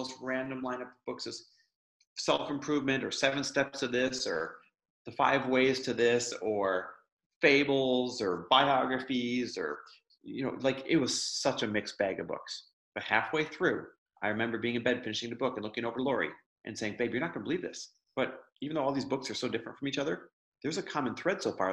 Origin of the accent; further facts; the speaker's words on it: Midwest, United States; I grew up in the Midwest